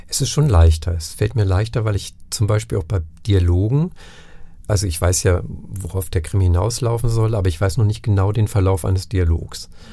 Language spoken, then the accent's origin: German; Northern Germany, Germany; also born or lived in Franconia; now in Nuremberg, Germany; ich bin Norddeutscher, zwar seit Anfang der 90er Jahre hier, aber eben kein Franke